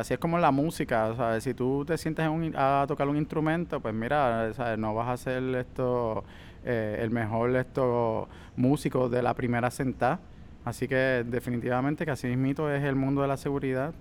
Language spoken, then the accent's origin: Spanish; Puerto Rico; somos puertorriqueños